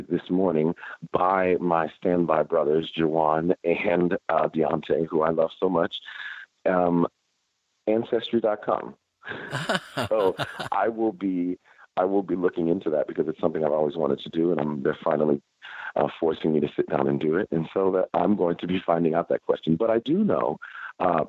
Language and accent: English; Fort Worth, Texas, United States; moved away; Born and raised in Fort Worth, Texas